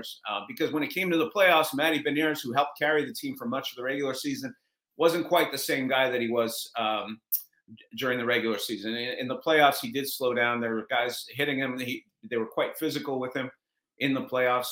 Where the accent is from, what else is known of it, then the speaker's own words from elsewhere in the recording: Montreal, Quebec, Canada; also born or lived in Toronto; now in Seattle, United States; I grew up in Montreal, in case you can't tell from the Guy Lafleur autographed jersey behind me. I grew up in Montreal.